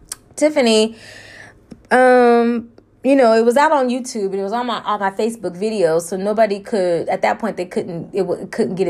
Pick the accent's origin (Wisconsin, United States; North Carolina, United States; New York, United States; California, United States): California, United States; moved away; I'm from Cali